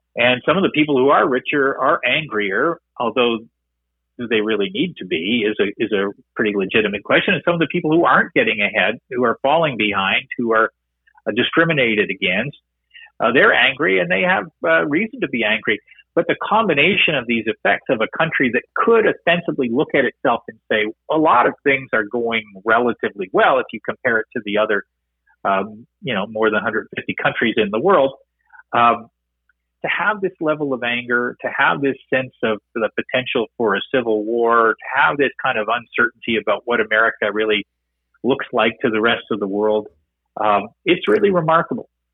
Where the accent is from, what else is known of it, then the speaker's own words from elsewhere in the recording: Canada; as a Canadian